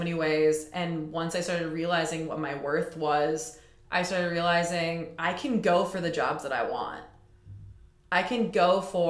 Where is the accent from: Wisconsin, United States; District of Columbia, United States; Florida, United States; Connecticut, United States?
Wisconsin, United States; Waukesha; I'm from Waukesha, which is only 20 miles outside of Milwaukee